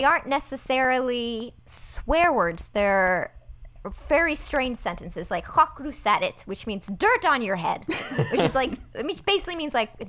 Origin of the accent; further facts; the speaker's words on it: United States; accent: thick American; first language Persian; English is a second language; I know Farsi. Mm-hmm. And so I said I know Farsi phrases. It's my first language, although I definitely get made fun of by other Iranians for having a very thick American accent.